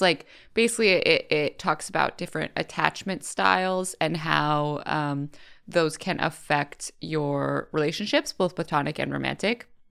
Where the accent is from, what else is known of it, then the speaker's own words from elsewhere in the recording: California, United States; growing up in California